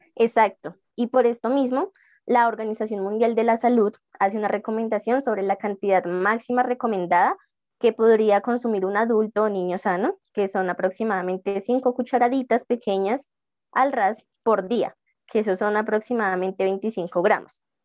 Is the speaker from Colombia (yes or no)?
yes; Colombia; como colombianos somos criados en un país, entre comillas, dulcero